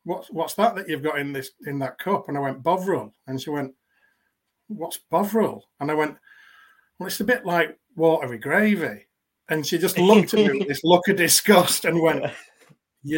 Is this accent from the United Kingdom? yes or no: yes; Yorkshire and the Humber, United Kingdom; I grew up in West Yorkshire